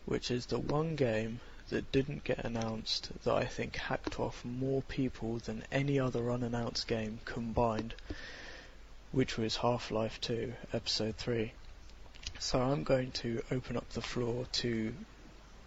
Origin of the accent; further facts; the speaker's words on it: Glasgow, Scotland, United Kingdom; moved away; I'm from Glasgow.